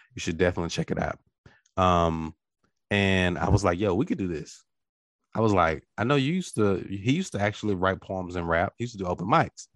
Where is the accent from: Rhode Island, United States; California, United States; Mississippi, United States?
Mississippi, United States; Natchez; I'm from Natchez, we're both River Boys.